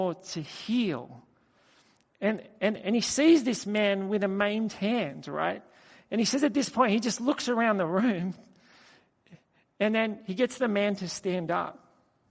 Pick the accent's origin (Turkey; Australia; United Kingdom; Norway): Australia; I just said, "From Australia."